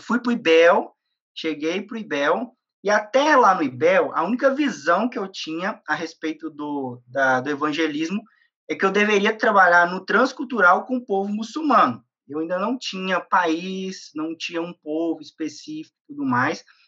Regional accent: interior of Minas Gerais, Brazil; moved away; also born or lived in Belo Horizonte; eu sou do, do interior eu sou do interior de Minas. É, eu saí de Minas para do, do, interior para vir para Belo Horizonte para poder estudar

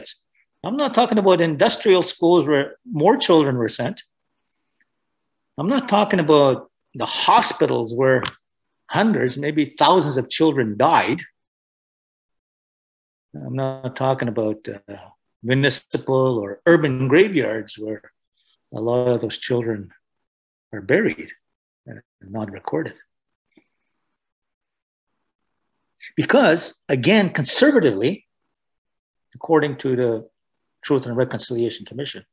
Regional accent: Canada; I'm Anishinaabe

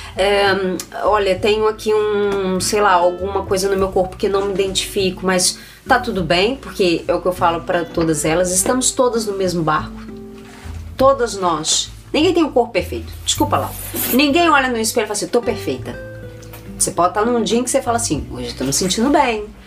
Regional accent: Minas Gerais, Brazil; moved away; nós somos de Minas Gerais

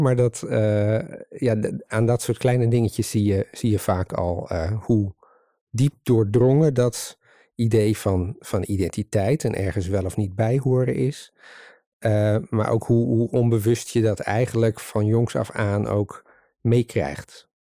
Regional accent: Leeuwarden, Friesland, Netherlands; moved away as an adult; also born or lived in Utrecht; now in Dronrijp, Netherlands; hoe ik het zelf ook ervaren heb, opgroeiend in Leeuwarden

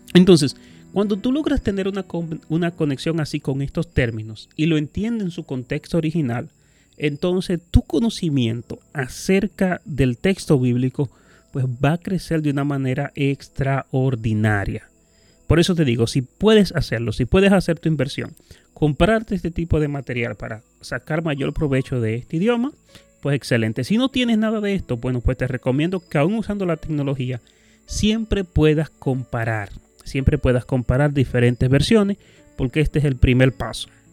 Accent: Dominican Republic; nosotros como dominicanos

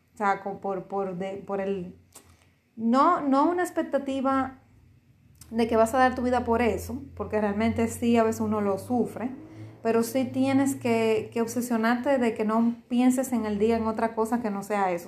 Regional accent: Dominican Republic

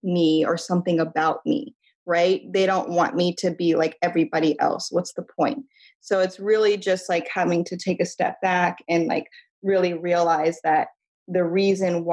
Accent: Midwest, United States; I'm from the Midwest

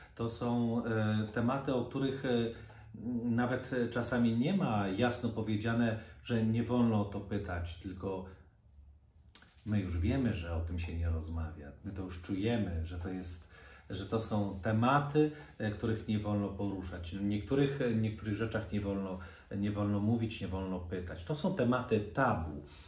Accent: Poland; Ja wychowałem się nad Wisłą

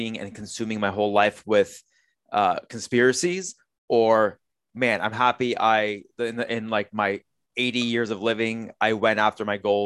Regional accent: Canada; I was born here in Canada

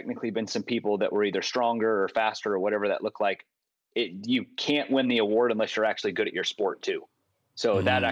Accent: Richmond, Virginia, United States; moved away; also born or lived in East Tennessee; I grew up in Richmond, Virginia

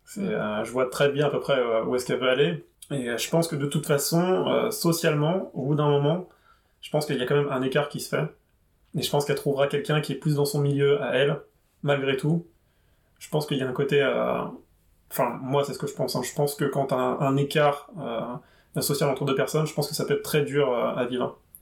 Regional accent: Paris region, Île-de-France, France; now in Paris, France; Et je viens de région parisienne. J'habite à Paris, mais je viens de région parisienne.

